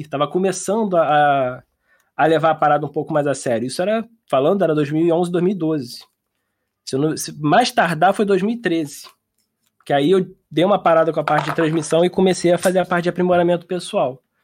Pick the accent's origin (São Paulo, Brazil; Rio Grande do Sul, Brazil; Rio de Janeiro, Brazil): Rio de Janeiro, Brazil; Niterói; E eu sou de Niterói